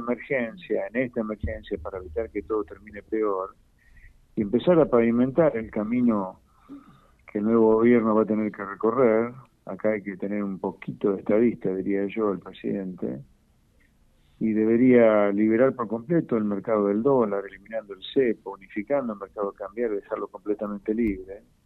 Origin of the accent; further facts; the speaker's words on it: Argentina; los argentinos, ¿no? Me incluyo